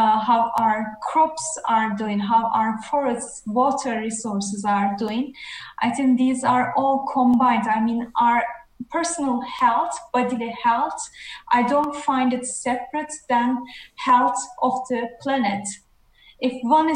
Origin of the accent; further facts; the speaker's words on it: Netherlands; now in Sweden; I'm from the Netherlands, currently in Sweden